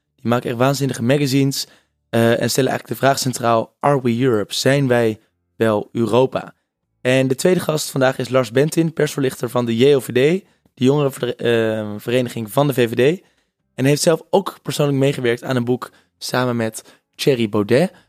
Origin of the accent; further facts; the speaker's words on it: Netherlands; also born or lived in South Africa; wij als Nederlanders